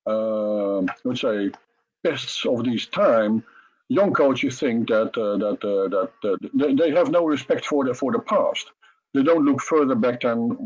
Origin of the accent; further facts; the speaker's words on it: Netherlands; coming from a third party country like Holland, we're not Russian, we're not American.